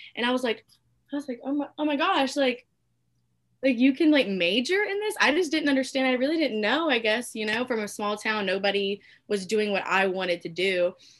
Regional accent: Alabama, United States; I'm from Alabama. Been born and raised here. Been here my whole life. And I go to a school here.

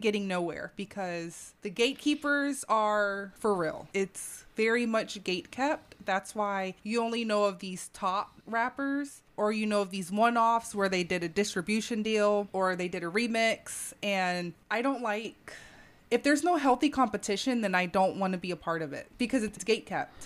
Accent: Atlanta, Georgia, United States; I'm from Atlanta

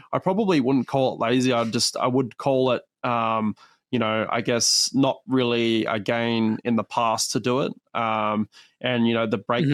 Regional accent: Perth, Western Australia, Australia; is actually where I was born. So this is my my hometown event.

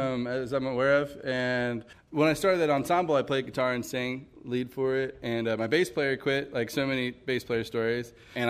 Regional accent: Berea, Kentucky, United States; I grew up in Berea, Kentucky, south of Lexington. I call this area home still. I've never really left.

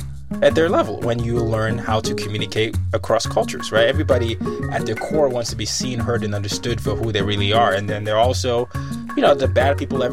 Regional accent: Nigeria; And so I said, I'm Nigerian. I'm the mix of every country I've been into.

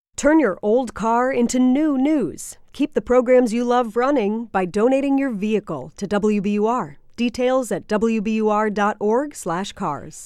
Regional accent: Iowa, United States; moved away as an adult; now in Pittsburgh, United States; I'm originally from Iowa. My family's all back there. And so when I moved here to Pittsburgh

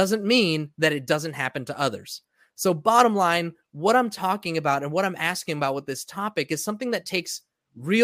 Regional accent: United States; now in San Diego, United States; this country that I was born in, grew up

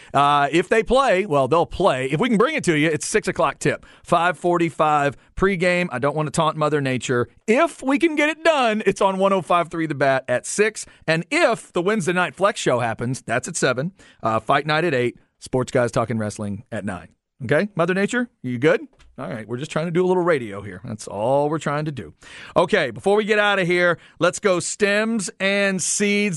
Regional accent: Waxahachie, Texas, United States; growing up in Waxahachie like I was

